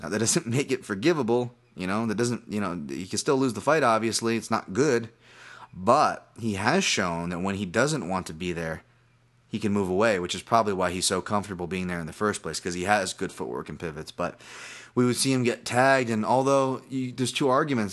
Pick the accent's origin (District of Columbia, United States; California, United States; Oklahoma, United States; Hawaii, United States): Hawaii, United States; I'm Hawaiian.